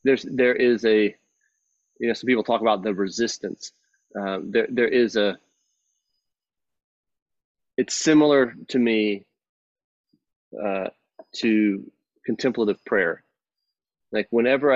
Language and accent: English; Texas, United States; moved away; growing up in Texas